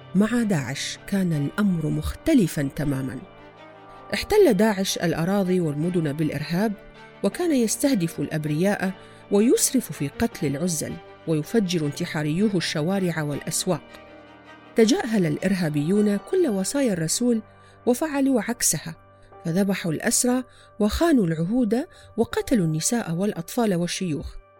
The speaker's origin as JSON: {"language": "Arabic", "country": "Iraq", "said": "في بلادنا العراق"}